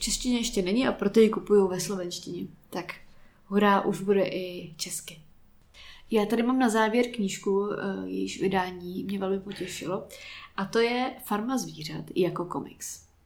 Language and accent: Czech; Prague, Czechia; jsem Pražák, bohemista